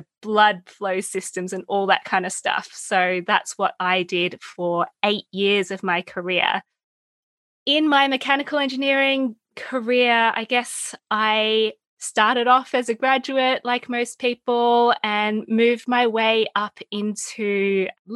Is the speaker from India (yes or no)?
no; Melbourne, Victoria, Australia; You can probably tell by my accent. I'm from Melbourne, Australia, where I went to school